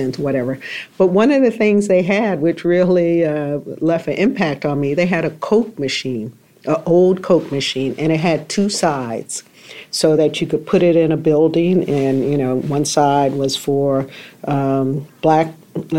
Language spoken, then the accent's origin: English; Greensboro, North Carolina, United States; moved away; I went to Greensboro, back to my hometown, about 3 weeks ago